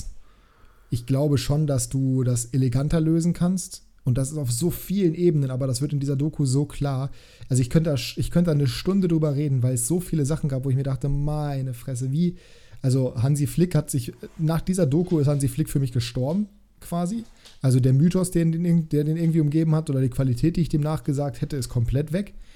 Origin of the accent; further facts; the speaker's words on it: Germany; ich bin ja selber Deutscher